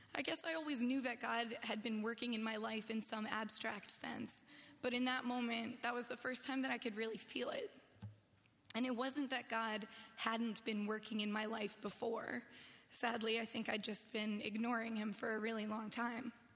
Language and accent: English; New Jersey, United States; I grew up in New Jersey, where I lived with my mom